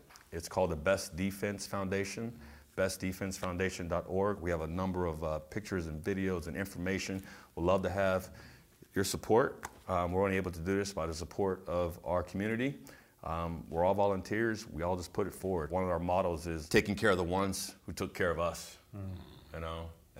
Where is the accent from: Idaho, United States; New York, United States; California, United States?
California, United States; San Diego; growing up in San Diego